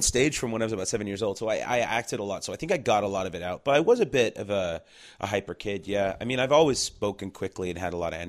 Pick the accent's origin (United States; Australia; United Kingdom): United Kingdom; England; …, and then they toured all over Europe because we're from England, right?